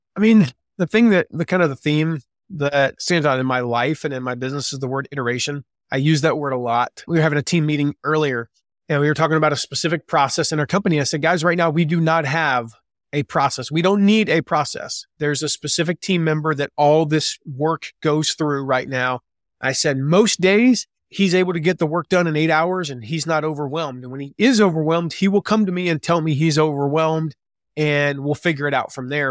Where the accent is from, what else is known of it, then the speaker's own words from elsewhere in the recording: the South, United States; moved away as an adult; now in Fort Wayne, United States; I grew up in the South. I grew up in the nice warm weather mostly